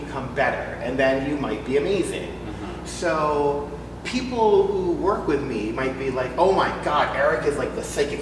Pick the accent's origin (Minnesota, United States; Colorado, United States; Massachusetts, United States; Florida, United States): Massachusetts, United States; I grew up in Massachusetts